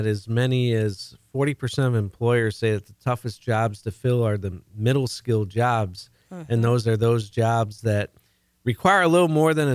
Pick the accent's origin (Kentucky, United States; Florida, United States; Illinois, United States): Illinois, United States; Chicago; moved away; I'm originally from the Chicago area